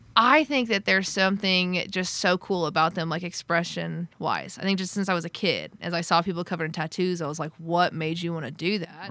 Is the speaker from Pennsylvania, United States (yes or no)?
no; near Tulsa, Oklahoma, United States; moved away; also born or lived in Nashville, Tennessee; I grew up in this town called Wausau, Oklahoma, just outside of Tulsa